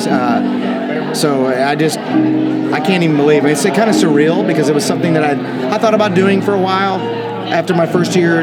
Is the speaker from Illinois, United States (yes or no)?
yes; Chicago, Illinois, United States; moved away; I'm from Chicago